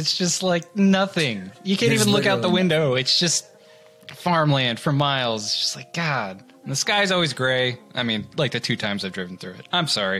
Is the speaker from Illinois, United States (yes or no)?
yes; Trenton, Illinois, United States; I grew up in Trenton, Illinois, which is a tiny town in Illinois, about 40 minutes away from St. Louis, something like that.